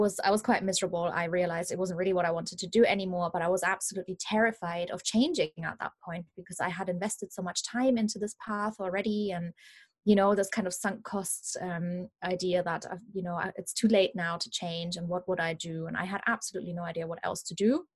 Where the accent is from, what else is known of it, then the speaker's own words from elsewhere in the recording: Munich, Bavaria, Germany; English is a second language; moved away as an adult; also born or lived in London; I am originally from Germany. That's why I have a bit of a funny accent, in case anybody's wondering where that's coming from. I'm from Munich in Germany